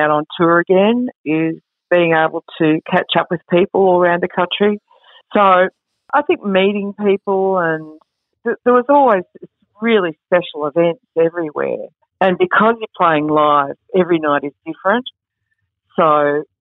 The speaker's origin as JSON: {"language": "English", "area": "Woollora", "region": "Victoria", "country": "Australia", "tie": "born or raised there", "said": "in Woollora, where I grew up"}